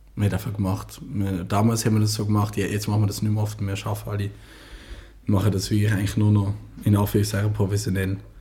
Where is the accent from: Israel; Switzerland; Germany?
Switzerland; Basel, Basel-Stadt; Ich als Basler